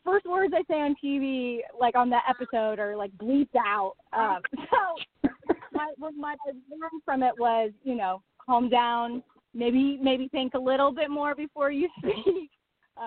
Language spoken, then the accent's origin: English; Buffalo, New York, United States; moved away as an adult; also born or lived in Niagara Falls, New York; now in Los Angeles, United States; I grew up in New York